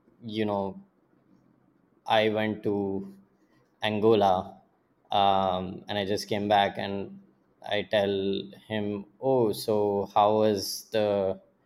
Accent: Pune, Maharashtra, India; also born or lived in Kanpur, India / Jamshedpur, India; my dad and mom and I, like when I was two, we moved to Pune. And that was the first time we lived in the city

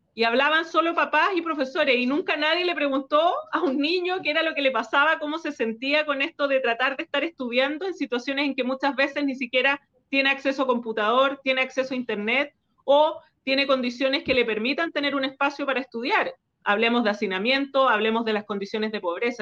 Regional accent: Chile

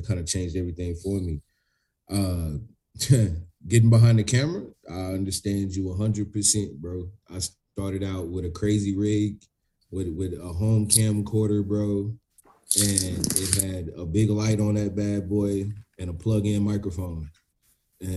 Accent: Thurman, Texas, United States; I grew up in Thurman

